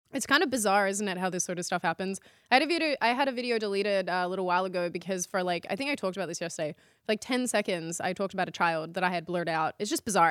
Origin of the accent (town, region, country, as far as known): Australia; moved away as an adult; now in Dallas, United States